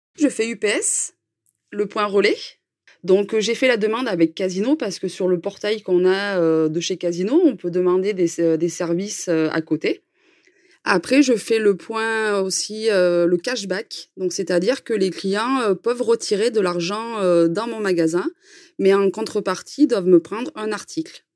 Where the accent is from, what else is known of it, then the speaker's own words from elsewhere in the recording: Cantal, Auvergne-Rhône-Alpes, France; now in Puy-de-Dôme, France; on est originaire du Cantal